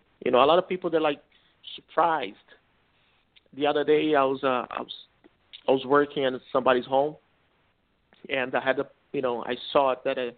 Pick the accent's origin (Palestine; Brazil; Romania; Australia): Brazil; first language Portuguese; English is a second language; now in Orlando, United States; I was born in Brazil, so I learned Portuguese. That's my first language, okay?